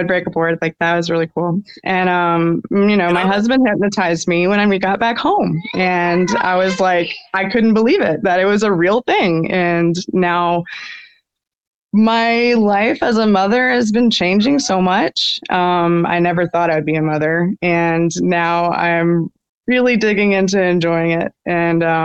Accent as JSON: {"language": "English", "town": "Birmingham", "region": "Alabama", "country": "United States", "tie": "born or raised there", "lives_now": "Moody, United States", "said": "I grew up in Birmingham, but it's right outside"}